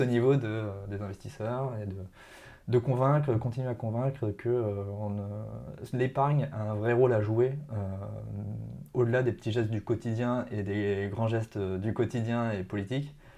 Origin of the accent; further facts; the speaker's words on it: near Marcoussis, Essonne, Île-de-France, France; une, ville à côté de bah, de là où j'ai grandi en fait